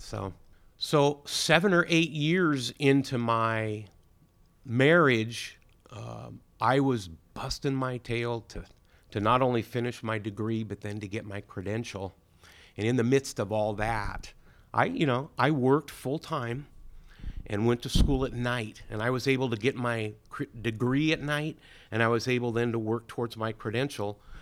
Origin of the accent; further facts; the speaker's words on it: Williams, California, United States; I grew up in Williams, California, small town.